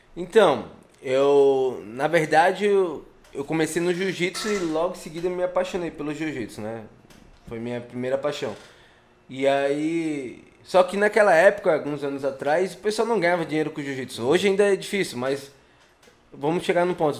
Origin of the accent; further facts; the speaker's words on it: Florianópolis, Santa Catarina, Brazil; Querendo ou não, eu sou manezinho